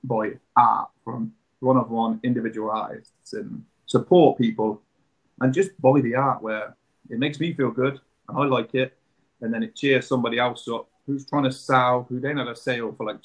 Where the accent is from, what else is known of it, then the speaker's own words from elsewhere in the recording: Coventry, West Midlands, United Kingdom; We're from Coventry